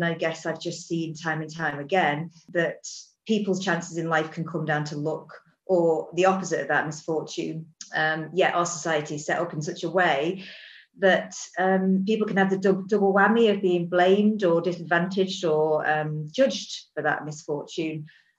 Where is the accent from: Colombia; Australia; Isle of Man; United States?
Isle of Man; also born or lived in England; So I guess I was born and raised on the Isle of Man. I went to university in England to two separate locations.